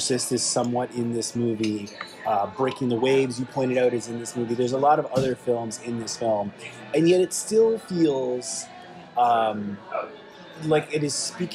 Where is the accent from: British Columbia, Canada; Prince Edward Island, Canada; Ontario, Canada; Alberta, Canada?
Ontario, Canada; Toronto; my hometown of Toronto, Canada